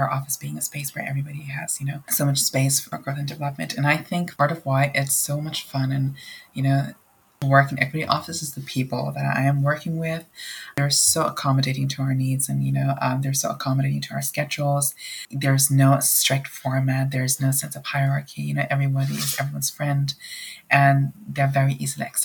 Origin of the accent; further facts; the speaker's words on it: Nepal; moved away as an adult; now in United States; I'm an international student at De Anza, and I come from Nepal